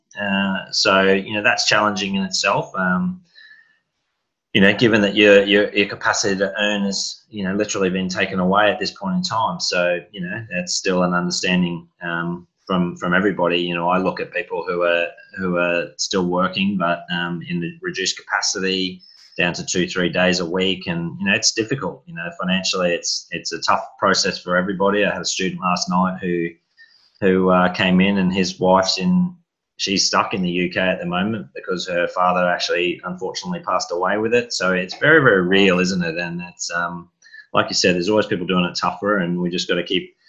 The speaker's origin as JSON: {"language": "English", "town": "Townsville", "region": "Queensland", "country": "Australia", "tie": "born or raised there", "said": "I was born in Townsville"}